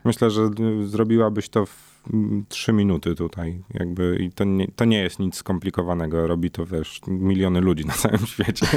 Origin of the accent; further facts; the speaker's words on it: Warsaw, Masovian Voivodeship, Poland; wywodzę się z dzielnicy, która, no, nie należała te dwadzieścia lat temu do, do najbezpieczniejszych